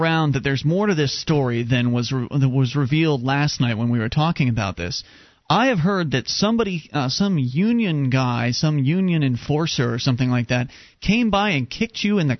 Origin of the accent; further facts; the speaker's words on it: Florida, United States; moved away as an adult; now in New Hampshire, United States; having been a Florida native, been down there for 26 years of my life